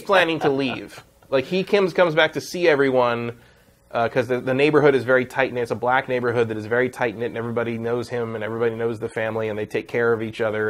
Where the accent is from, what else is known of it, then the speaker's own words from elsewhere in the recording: West Coast, United States; I come from the West Coast. Like that area, this area of the country.